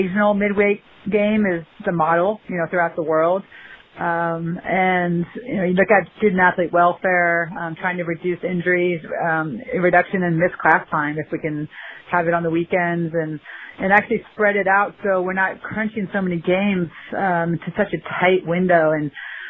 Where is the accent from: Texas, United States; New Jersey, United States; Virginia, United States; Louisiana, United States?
Virginia, United States; moved away as an adult; also born or lived in Florida / California; now in Los Angeles, United States; I grew up in Virginia on the East Coast, went to UVA